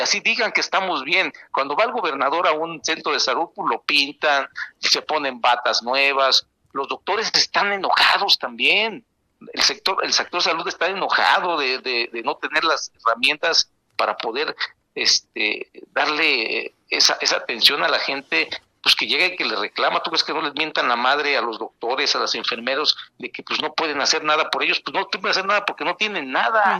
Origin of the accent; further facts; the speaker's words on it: Yautepec, Morelos, Mexico; en mi pueblo, aquí en Yautepec